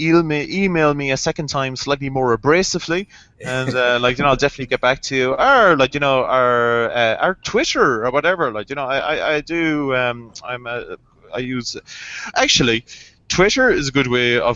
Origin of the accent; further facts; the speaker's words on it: Ireland; I'm Irish, I don't pronounce THs.